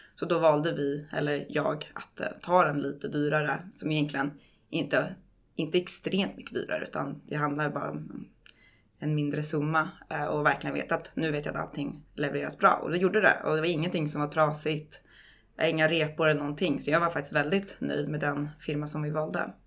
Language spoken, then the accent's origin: Swedish; Stockholm, Stockholm County, Sweden; moved away as an adult; also born or lived in New York; flyttade jag tillbaka till Stockholm där jag är född och uppväxt.